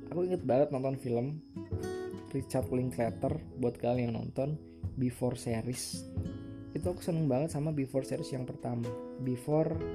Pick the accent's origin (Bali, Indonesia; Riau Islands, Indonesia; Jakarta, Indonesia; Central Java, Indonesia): Central Java, Indonesia; a regency around Surakarta; accent: medok; aku dari Solo. Eh, tepatnya sebuah kabupaten di sekitar kota Surakarta